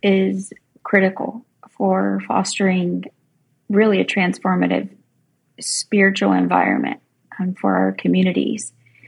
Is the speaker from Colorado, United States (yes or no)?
no; coast of North Carolina, United States; I live on the coast of North Carolina, and I was a volunteer.